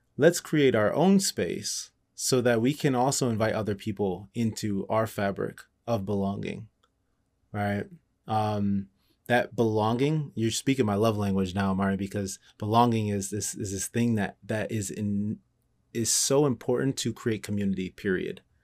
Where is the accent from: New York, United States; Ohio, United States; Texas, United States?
Ohio, United States; Cleveland; I grew up in Cleveland